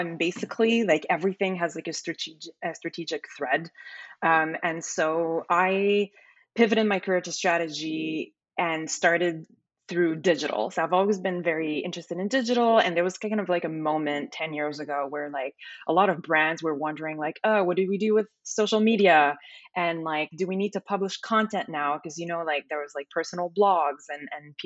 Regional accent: Montreal, Quebec, Canada; moved away as an adult; also born or lived in Toronto; now in Los Angeles, United States; I'm from Montreal, like you mentioned, born and raised

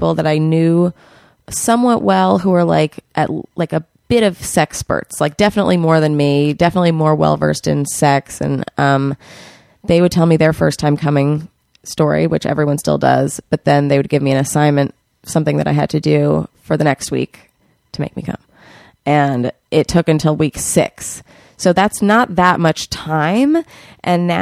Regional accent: New York City, New York, United States; I'm from New York City

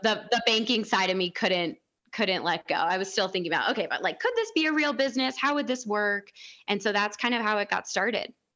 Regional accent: outside Chicago, Illinois, United States; moved away; I grew up outside Chicago

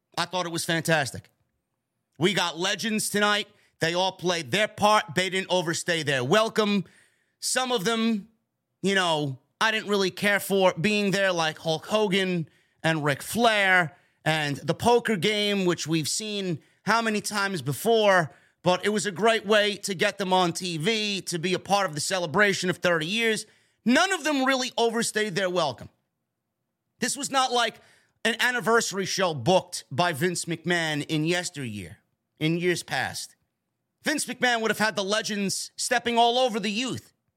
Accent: New York, United States; right here in my hometown of New York

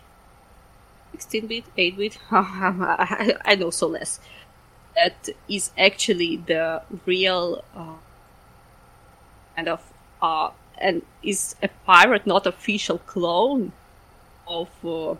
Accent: Ukraine; I'm from Ukraine

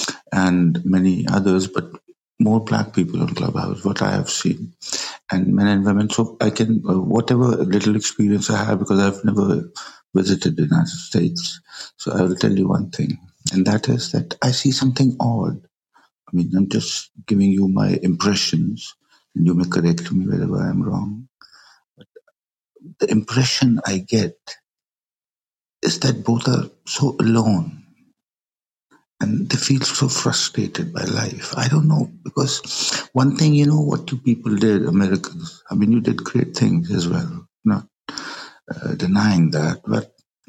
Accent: Pakistan; I'm from Pakistan

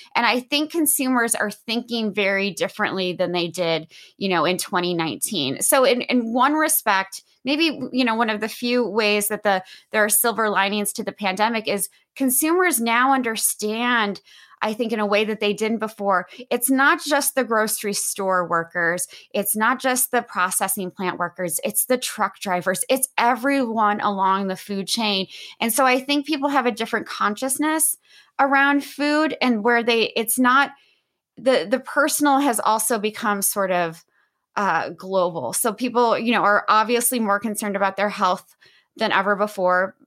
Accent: Midwest, United States; moved away; I'm originally from the Midwest

